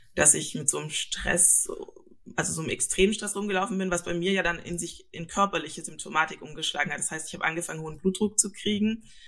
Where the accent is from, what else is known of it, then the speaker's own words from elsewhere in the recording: Stuttgart, Baden-Württemberg, Germany; moved away as an adult; now in Lübeck, Germany; Ich komme eigentlich aus Süddeutschland, aus Stuttgart und äh, genau, bin da aufgewachsen, geboren und so weiter